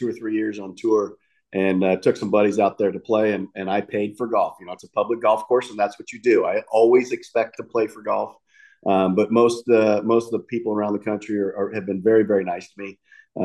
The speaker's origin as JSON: {"language": "English", "town": "Napa", "region": "California", "country": "United States", "tie": "born or raised there", "also_born_or_lived": "Sacramento, California", "said": "When I was growing up in Napa in 1976"}